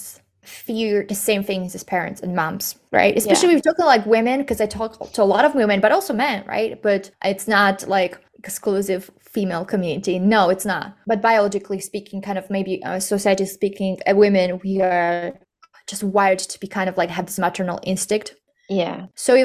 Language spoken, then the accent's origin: English; Slovakia; we are from Slovakia